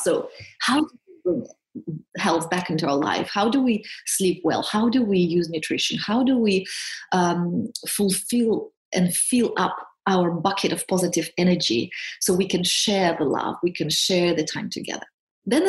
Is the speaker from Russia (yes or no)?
yes; Siberia, Russia; also born or lived in Switzerland; now in United Kingdom; I'm from Siberia, from Russia